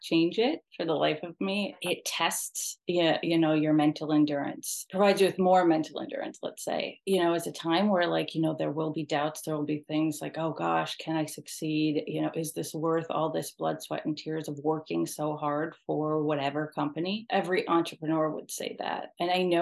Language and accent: English; New York, United States; I'm from New York